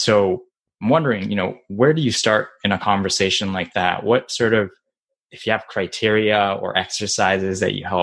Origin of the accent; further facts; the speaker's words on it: Japan; moved away; I grew up in Japan, and baseball is like a religion there